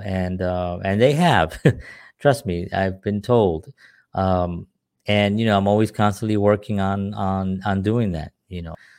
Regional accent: New York City, New York, United States; moved away as an adult; now in New Jersey, United States; I'm from New York City

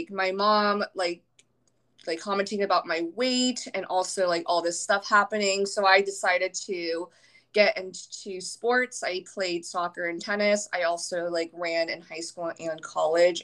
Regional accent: Virginia, United States; now in San Diego, United States; I'm from Virginia, which is the complete opposite side of the country. So pretty far from home.

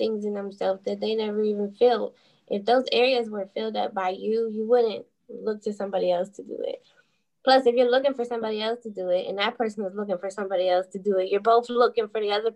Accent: Pittsburgh, Pennsylvania, United States; I'm from Pittsburgh

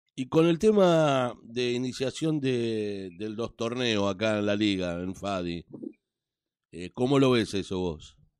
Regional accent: Avellaneda, Buenos Aires Province, Argentina; yo soy un hombre de Sud, del barrio de Docsud

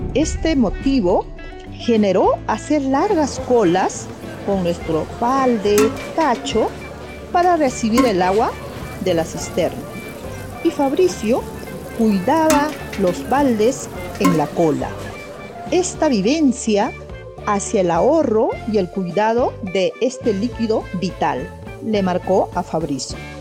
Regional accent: Chosica, Lima, Peru; en nuestro distrito del Urigancho Chosica teníamos carencia de agua

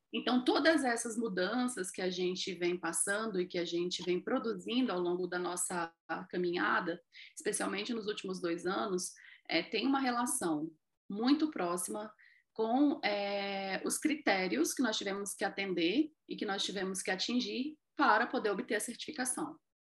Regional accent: Rondônia, Brazil; Eu sou aqui de Rondônia, do norte do nosso país

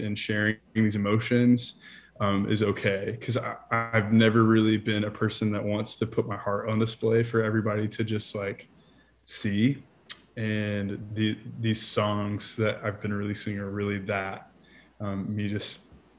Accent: Montgomery, Alabama, United States; moved away as an adult; also born or lived in Niceville, Florida; now in Nashville, United States; originally, I'm from a little town called Montgomery, Alabama. And then, so I lived there for 22 years

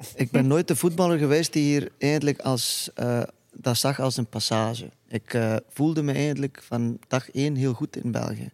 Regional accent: Iceland; Dutch is a second language; moved away as an adult; now in Belgium

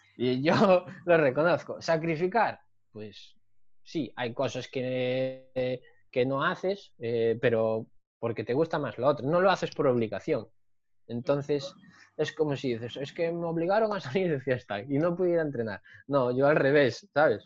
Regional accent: Narón, Galicia, Spain; moved away as an adult; also born or lived in Santiago de Compostela / O Grove; now in Pontevedra, Spain; yo soy de, de Narón

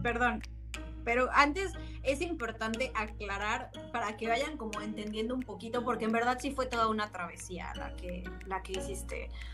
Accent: Mexico; now in Austria; nuestras experiencias como mexicanos que somos viviendo del otro lado del Atlántico

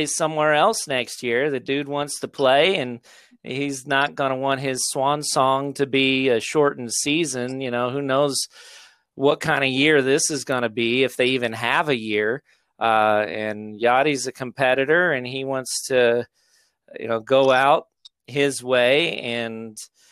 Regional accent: Crocker, Missouri, United States; I am from Crocker, Missouri

